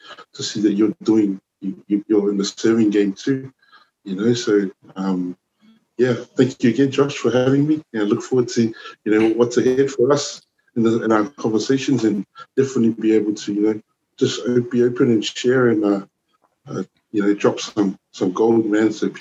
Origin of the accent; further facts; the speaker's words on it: Auckland, New Zealand; moved away as an adult; also born or lived in Wellington, New Zealand / Samoa / Blacktown, Sydney, Australia; now in Sydney, Australia; I was New Zealand born, Samoan, born in Wellington in 1977. Wow, a long time ago. And I grew up in Auckland. I grew up in East Auckland, a place called Ellerslie.